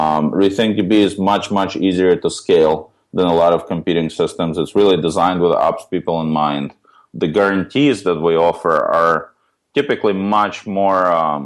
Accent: New York City, New York, United States; The origin story, so my background, I grew up in New York City

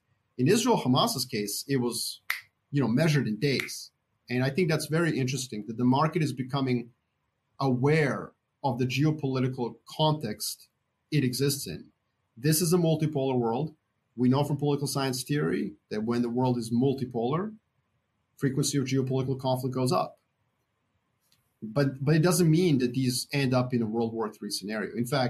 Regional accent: Serbia; I'm from Serbia

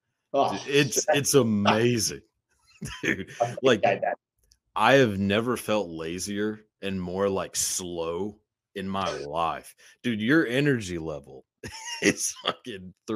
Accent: Texas, United States; as a kid, so like growing up in Texas, there's tornadoes all the time

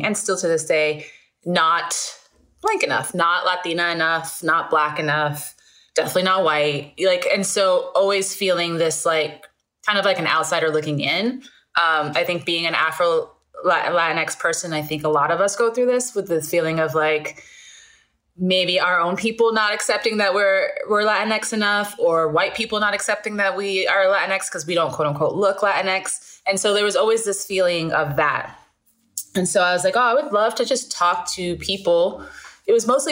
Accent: New York City, New York, United States; now in Los Angeles, United States; I was born in Brooklyn Hospital, grew up in Borough Park

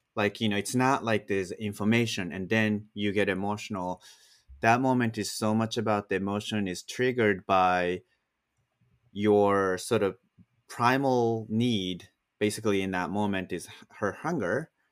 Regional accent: Japan; moved away; I grew up in Japan

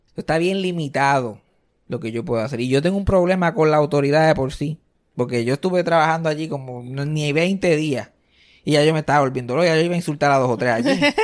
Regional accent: Puerto Rico; now in Texas, United States; yo soy el puertorriqueño que se pasa constantemente hablando de Puerto Rico

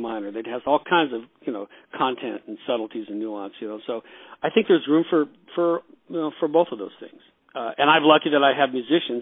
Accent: Los Angeles, California, United States; also born or lived in Wichita, Kansas; I was born in Wichita, but we moved to California when I was two. So I would pretty much grew up out here in Los Angeles

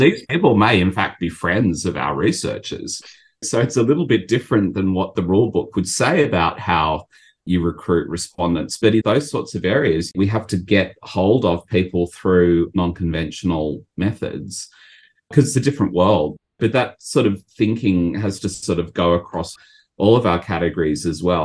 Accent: Australia; moved away as an adult; now in Japan; I'm from Australia

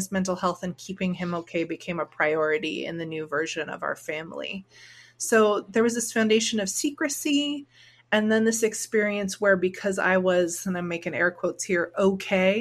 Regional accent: Orange County, California, United States; I grew up in Orange County, California

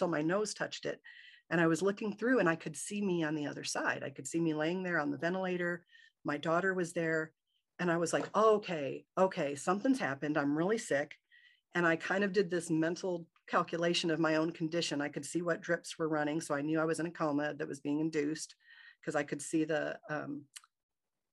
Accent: Michigan, United States; I grew up in Michigan

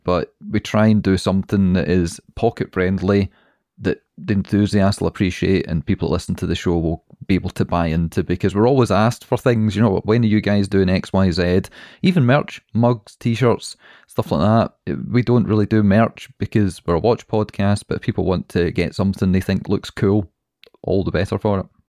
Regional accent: Scotland, United Kingdom; We're Scottish

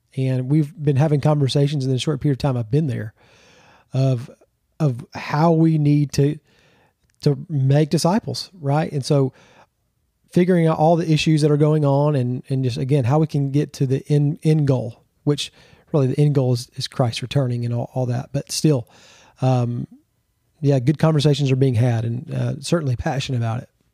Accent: Georgia, United States; also born or lived in Texas / Florida; I'm originally from Georgia, born and raised.

